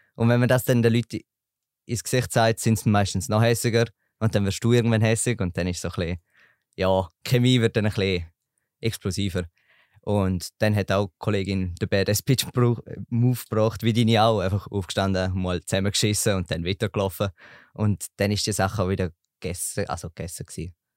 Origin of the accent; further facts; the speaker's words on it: Eastern Switzerland, Switzerland; komme aus der Ostschweiz